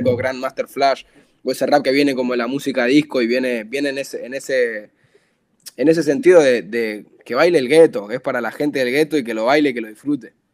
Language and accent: Spanish; Buenos Aires, Argentina; yo soy del barrio La Boca, yo soy muy fiel a mi barrio, a mi tierra